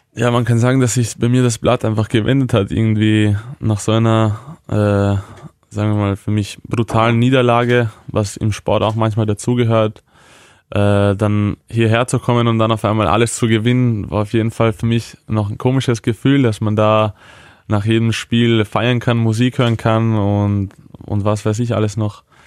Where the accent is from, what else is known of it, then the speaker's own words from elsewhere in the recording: Vienna, Austria; moved away as an adult; now in Hannover, Germany; meine Eltern sind aus der damaligen Ex-Jugoslawien ja. und sind dann während dem äh, Jugoslawienkrieg nach Wien geflüchtet